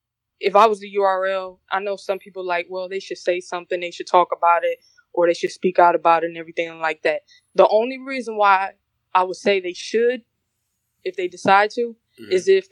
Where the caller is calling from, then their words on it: Detroit, Michigan, United States; also born or lived in South Korea; I'm calling from Detroit.